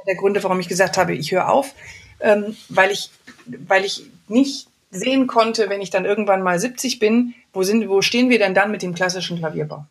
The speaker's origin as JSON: {"language": "German", "town": "Wuppertal", "region": "North Rhine-Westphalia", "country": "Germany", "tie": "born or raised there", "said": "aus meiner Heimatstadt Wuppertal"}